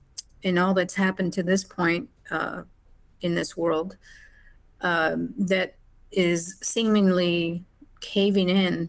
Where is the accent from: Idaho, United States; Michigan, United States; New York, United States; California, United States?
California, United States; Whittier; Grew up in a suburb of Los Angeles called Whittier.